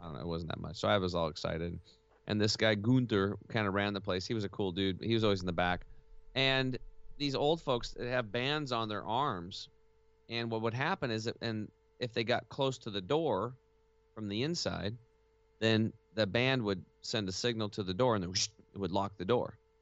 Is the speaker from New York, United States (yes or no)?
no; Eastern Oregon, United States; moved away; I'm gonna be moving back home to my hometown in Eastern Oregon